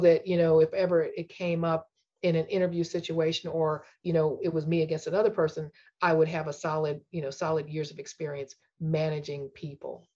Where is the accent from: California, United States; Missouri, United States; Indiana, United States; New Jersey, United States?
Missouri, United States; St. Louis; moved away as an adult; also born or lived in Texas; I grew up in St. Louis